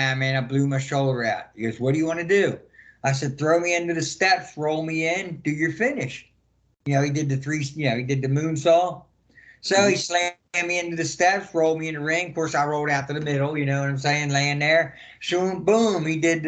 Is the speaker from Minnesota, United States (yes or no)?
no; Baltimore, Maryland, United States; my hometown, Baltimore